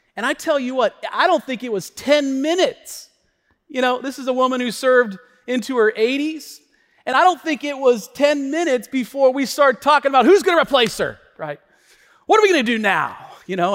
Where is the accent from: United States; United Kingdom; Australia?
United States; We, we have this spirit in our country of, of cultural Christianity